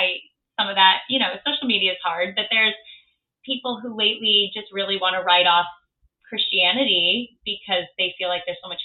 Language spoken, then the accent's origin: English; Midwest, United States; now in New York City, United States; So growing up in the Midwest and then being in New York City, I've got a very interesting Facebook newsfeed these days.